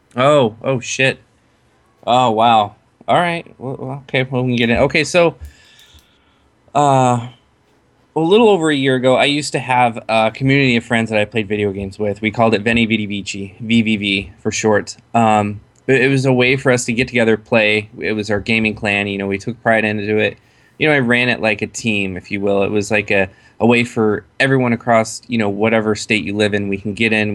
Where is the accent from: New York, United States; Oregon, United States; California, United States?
Oregon, United States; Waldport; also born or lived in Salt Lake City, Utah; I grew up on the Oregon coast in a small town called Walport.